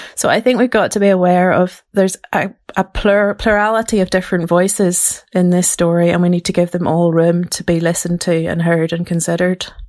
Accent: Ballymena, Northern Ireland, United Kingdom; grew up in Ballymena, um, in a Protestant girls' grammar school

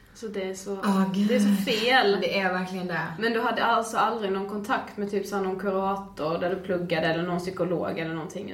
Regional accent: Blekinge, Sweden; now in Stockholm, Sweden; vi är tillbaka i Stockholm mm. efter en helg hemma i Blekinge.

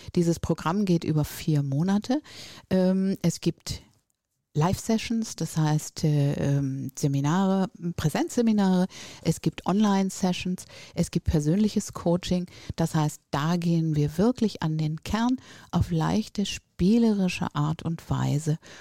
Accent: Northern Germany, Germany; now in Düsseldorf, Germany; komme ich aus dem Norden

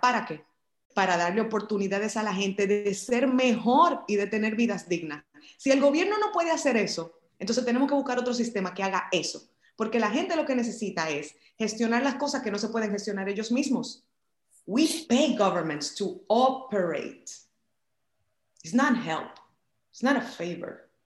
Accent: Dominican Republic; en este país, en mi país, en República Dominicana

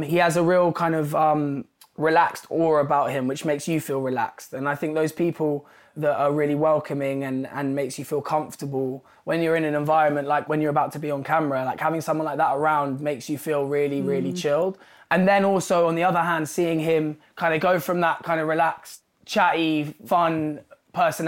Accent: London, United Kingdom; I grew up in London and it's a place that I love and have been a part of my whole life.

